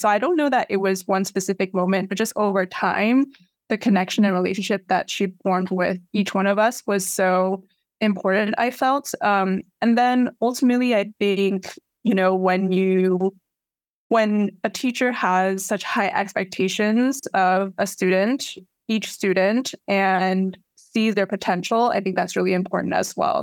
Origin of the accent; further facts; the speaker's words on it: New York City, New York, United States; I grew up here, um, and raised here.